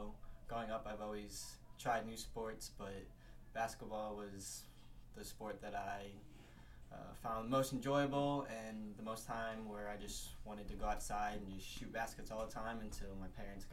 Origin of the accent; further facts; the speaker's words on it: St. Louis, Missouri, United States; I am from St. Louis, Missouri.